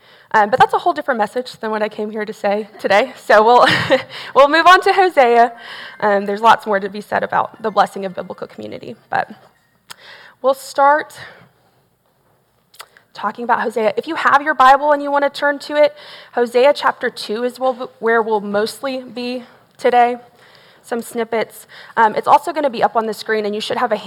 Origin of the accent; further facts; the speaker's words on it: Tomball, Texas, United States; also born or lived in Belton, Texas; I grew up in Tomball, Texas. So I'm not originally from here, but Tomball's in the Northwest Houston area. I was born and raised there.